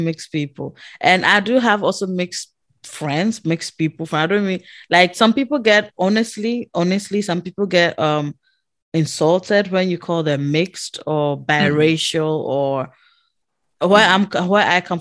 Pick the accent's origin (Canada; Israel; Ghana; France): Ghana; now in Netherlands; I'm coming from Ghana